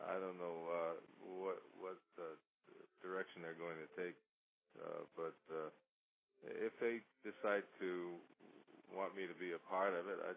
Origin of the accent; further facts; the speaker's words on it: New York City, New York, United States; I grew up in New York City and I went to music and art high school.